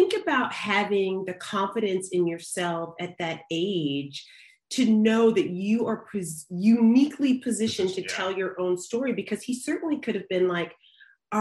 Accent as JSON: {"language": "English", "region": "the South", "country": "United States", "tie": "born or raised there", "said": "I grew up in the South"}